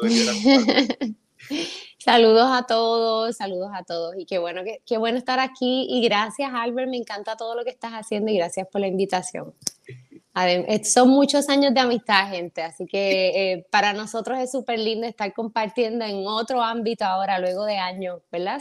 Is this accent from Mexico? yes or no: no; San Sebastián, Puerto Rico; also born or lived in San Germán; yo soy de San Sebastián. Yo soy del campo